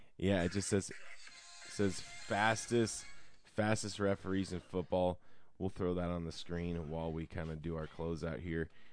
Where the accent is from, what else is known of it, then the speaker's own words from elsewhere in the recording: Denver, Colorado, United States; I live in Denver. I'm from Denver